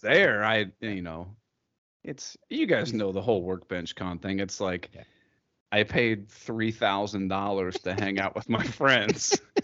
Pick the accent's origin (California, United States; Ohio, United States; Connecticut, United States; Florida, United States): Ohio, United States; Columbus; I'm from Columbus, Ohio, which is like right in the middle of Ohio